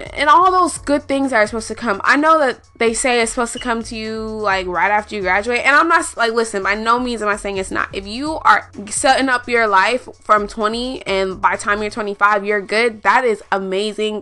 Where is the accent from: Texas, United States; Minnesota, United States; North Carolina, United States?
Texas, United States; Houston; I'm I'm from Houston